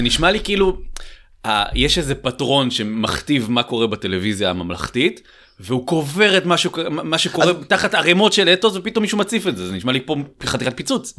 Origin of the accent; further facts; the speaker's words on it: Ramat HaSharon, Tel Aviv District, Israel; אני מרמת השרון